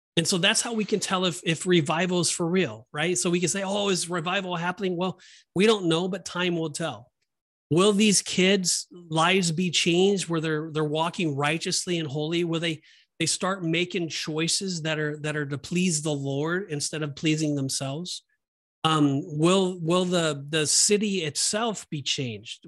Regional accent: Southern California, United States; when I grew up in Southern California, um, that was our home church

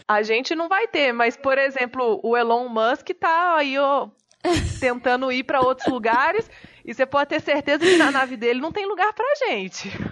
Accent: João Monlevade, Minas Gerais, Brazil; moved away as an adult; also born or lived in Belo Horizonte; now in São Paulo, Brazil; Eu nasci numa cidade pequenininha em Minas Gerais, se chama João Monlevade, é na cidade que eu nasci. Eu já morei lá, morei em Belo Horizonte e moro em São Paulo há alguns anos

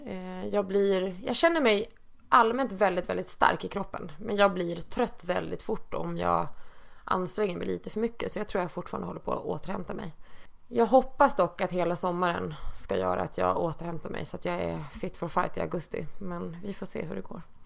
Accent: Dalarna County, Sweden; now in Stockholm, Sweden; jag flyttade från min hemby uppe i Dalarna 1994

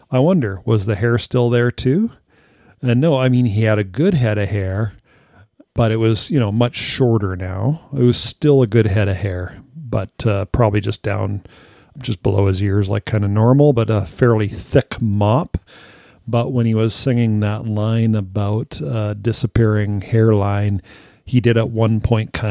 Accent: California, United States; I remember first encountering it at the neighbors growing up in California.

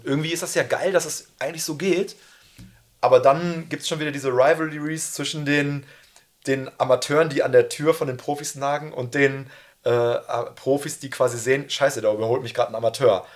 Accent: Münster, North Rhine-Westphalia, Germany; ich komme ja aus Münster

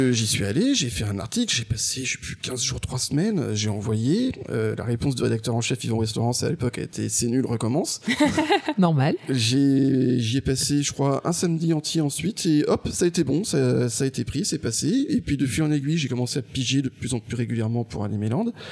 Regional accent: Angers, Pays de la Loire, France; moved away as an adult; also born or lived in Strasbourg; moi je viens d'Angers

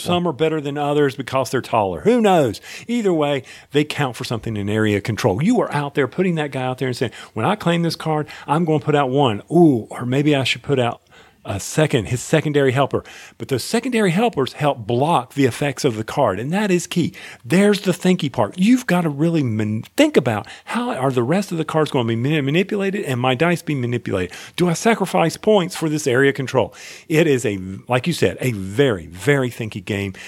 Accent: North Carolina, United States; I'm from North Carolina

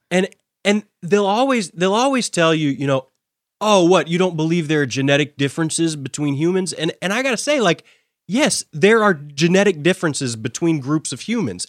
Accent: United States; I hold as an American

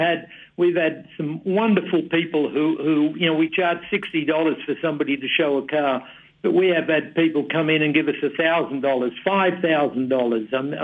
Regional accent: Australia; now in Phoenix, United States; actually, I'm Australian

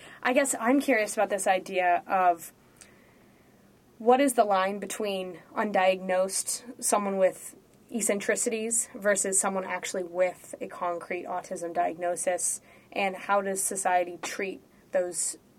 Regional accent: Los Angeles, California, United States; I'm from Los Angeles

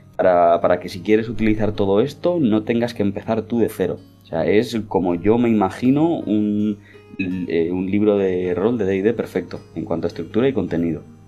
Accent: Spain; nosotros somos españoles y hablamos castellano

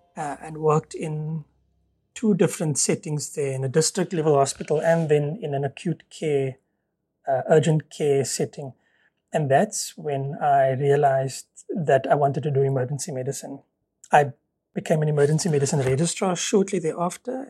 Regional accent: Stellenbosch, Western Cape, South Africa; moved away as an adult; also born or lived in Port Elizabeth / Ireland; born and bred in Stellenbosch

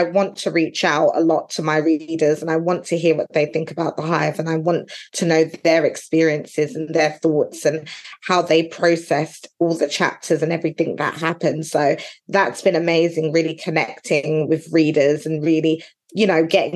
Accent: London, United Kingdom; moved away as an adult; now in Essex, United Kingdom; I'm originally from East London. I live in Essex now, but I'm originally from East London

